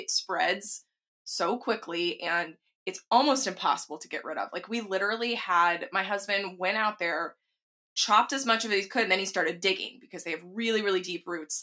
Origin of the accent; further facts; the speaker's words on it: Texas, United States; growing up in Texas